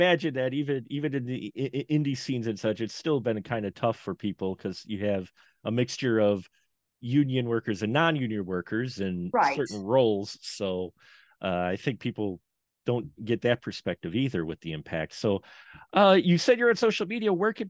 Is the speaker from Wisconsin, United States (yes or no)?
yes; Wisconsin, United States; I'm from Wisconsin. I'm in the middle of Wisconsin here.